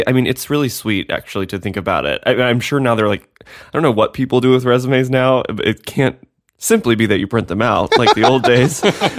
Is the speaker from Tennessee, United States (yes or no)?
yes; Nashville, Tennessee, United States; You know I'm from Nashville.